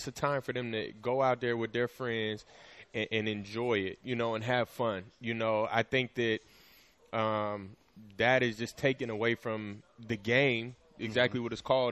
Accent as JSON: {"language": "English", "region": "Kansas", "country": "United States", "also_born_or_lived": "Seattle area", "moved": "yes", "said": "where I'm from Kansas"}